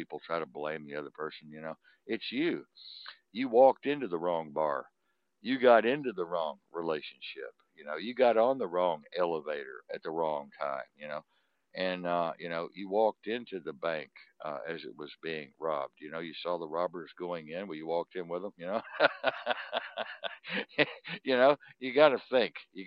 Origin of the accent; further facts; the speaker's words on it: Texas, United States; I'm a Tex, about as Texan as it gets. You know, born in the ghetto, damn proud of it